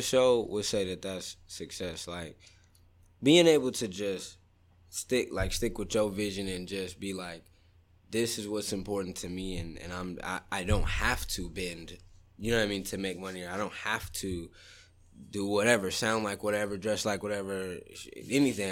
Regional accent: Sacramento, California, United States; when I was growing up in Southsac

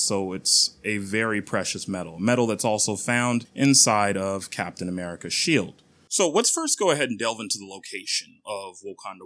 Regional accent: Nigeria; now in United States; I am Nigerian

